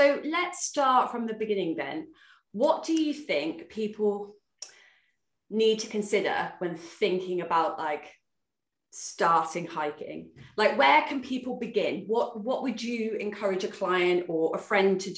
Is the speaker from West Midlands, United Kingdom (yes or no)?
yes; Worcester, West Midlands, United Kingdom; moved away as an adult; also born or lived in Newbury; I'm from Worcester, I moved to Hampshire, so I moved to Newbury